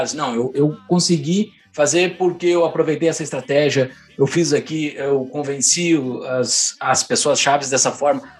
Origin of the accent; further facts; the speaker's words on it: Alegrete, Rio Grande do Sul, Brazil; moved away; Eu sou do Alegrete, é, é a única é, cidade exato.